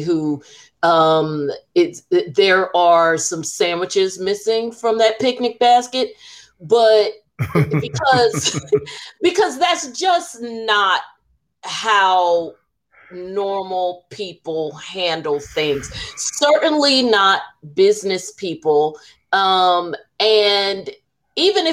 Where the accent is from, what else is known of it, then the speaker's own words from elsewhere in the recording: New Jersey, United States; we're from Jersey